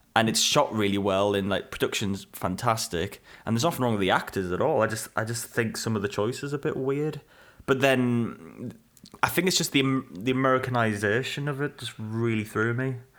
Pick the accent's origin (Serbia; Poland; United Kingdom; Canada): United Kingdom; England; very relatable to us, you know, being English